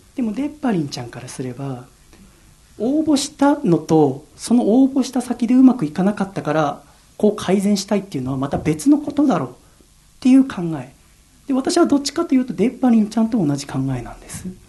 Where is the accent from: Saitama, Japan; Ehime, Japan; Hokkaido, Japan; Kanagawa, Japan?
Kanagawa, Japan; Yokohama; 生まれも育ちも神奈川県横浜市